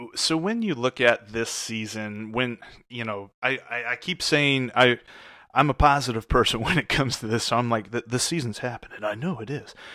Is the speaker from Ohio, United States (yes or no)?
yes; Cincinnati, Ohio, United States; moved away; also born or lived in Southeast United States; I grew up in Cincinnati, but I also lived all over the Southeast